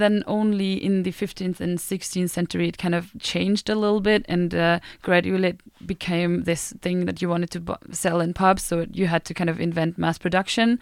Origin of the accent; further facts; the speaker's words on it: Bamberg, Bavaria, Germany; English is a second language; now in Sweden; I grew up in the south of Germany, in Bavaria, and I grew up in this tiny beer town called Bamberg.